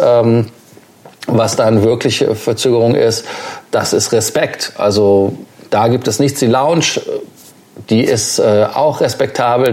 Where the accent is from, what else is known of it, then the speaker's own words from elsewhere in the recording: Germany; als Deutscher